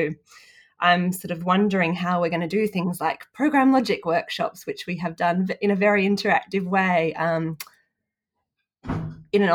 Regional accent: Sydney, New South Wales, Australia; I'm in my hometown of Sydney today

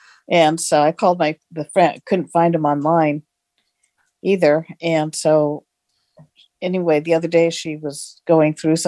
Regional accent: Carmichael, California, United States; I'm from Carmichael, California, and I just got my TOA 60 air fryer.

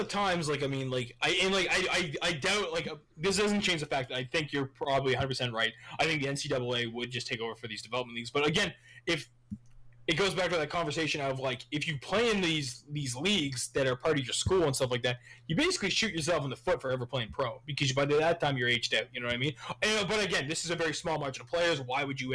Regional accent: Canada; I'm Canadian

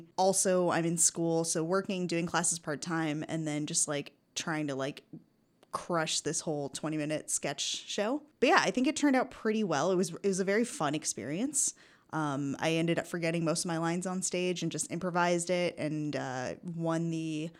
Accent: United States; now in Canada; the reason I moved to Canada from the States was to go to Emily Carr University for photography.

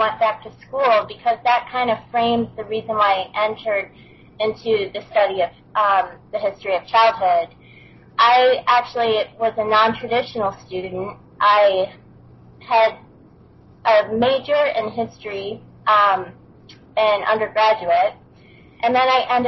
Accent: Buffalo, New York, United States; moved away as an adult; I grew up in Western New York, up in Buffalo. So for the first 25 years of my life

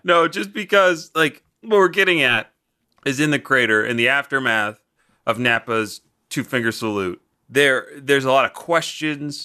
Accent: London, United Kingdom; I'm from South London.

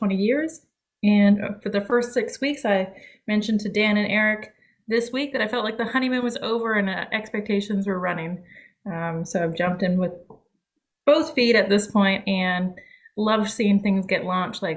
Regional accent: Ottawa, Ontario, Canada; moved away as an adult; also born or lived in London, Ontario / Alabama; now in Savannah, United States; Born and raised in Canada my whole life in the capital city, Ottawa

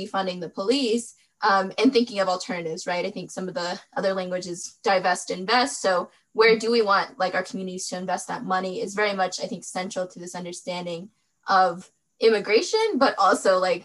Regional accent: Western North Carolina, United States; also born or lived in Durham, North Carolina; I was born in Western North Carolina, born and raised there

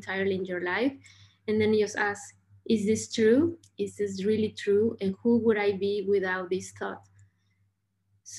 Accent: Mexico; I was born in Mexico

